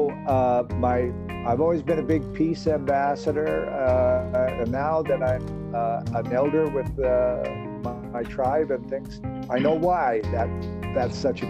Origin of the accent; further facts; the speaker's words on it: United States; I was born and raised here in the United States.